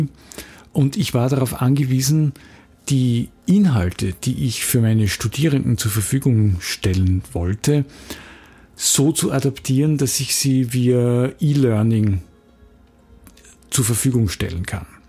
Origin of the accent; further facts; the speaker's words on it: Graz, Styria, Austria; in Graz, wo ich herkomme